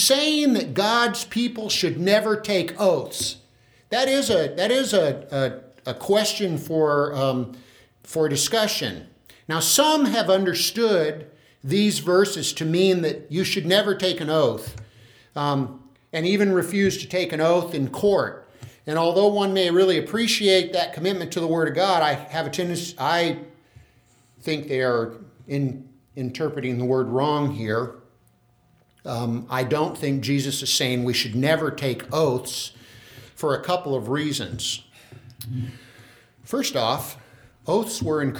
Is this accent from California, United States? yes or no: yes; Tulare, California, United States; I'm a guy from Tulare